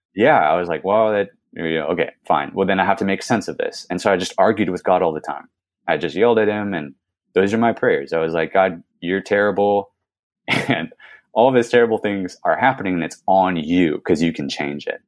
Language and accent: English; California, United States; I was born in California, born and raised